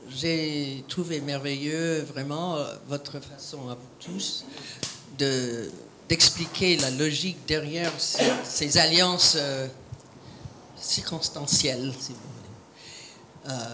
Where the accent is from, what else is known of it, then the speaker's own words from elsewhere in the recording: United States; Je suis américaine